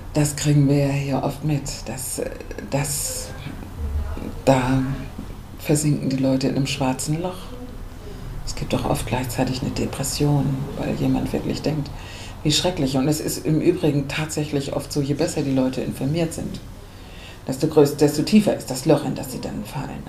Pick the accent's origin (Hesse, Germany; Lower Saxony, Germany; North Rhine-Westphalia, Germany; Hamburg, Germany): Hamburg, Germany; ich bin Hamburgerin